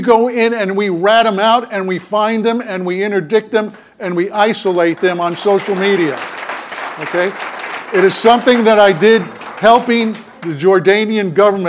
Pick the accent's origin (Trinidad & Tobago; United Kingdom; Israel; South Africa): Israel; moved away as an adult; my family emigrated to Israel when I was 8 years old. I was raised in Israel for almost 10 years. My family helped found one of the northern kibbutzim, Mizgavam, on the Lebanese border.